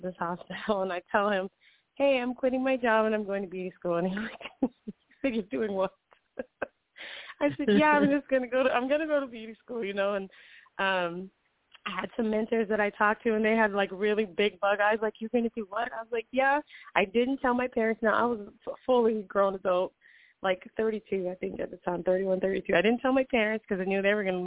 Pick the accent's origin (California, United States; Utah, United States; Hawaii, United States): Hawaii, United States; now in Los Angeles, United States; I grew up in Hawaii, so I was born and raised out there